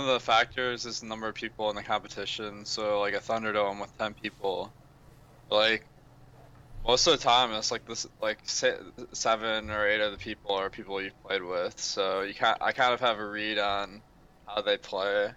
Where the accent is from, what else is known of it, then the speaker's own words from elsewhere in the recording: Michigan, United States; I'm from Michigan